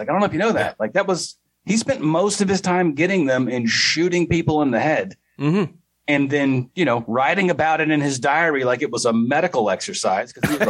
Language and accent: English; the South, United States; I was from the South